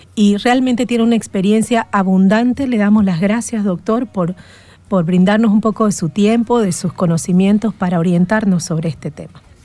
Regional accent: Santa Cruz de la Sierra, Santa Cruz, Bolivia; nosotros como cruceños

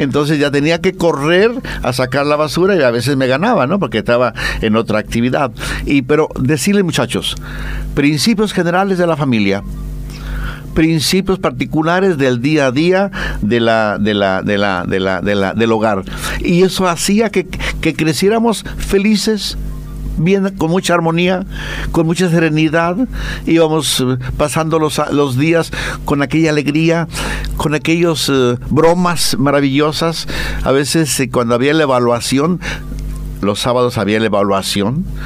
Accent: Mexico; moved away; el viva México, como decimos allá en mi tierra

